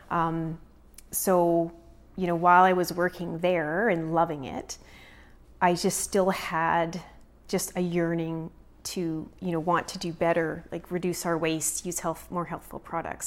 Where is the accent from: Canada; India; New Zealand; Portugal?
Canada; Prince George, British Columbia; also born or lived in Kelowna / Vernon; We're both from Prince George